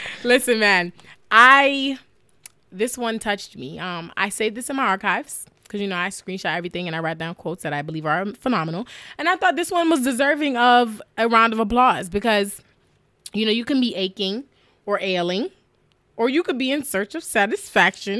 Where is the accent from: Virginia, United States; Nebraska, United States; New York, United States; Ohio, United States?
New York, United States; growing up in New York, just hearing hip hop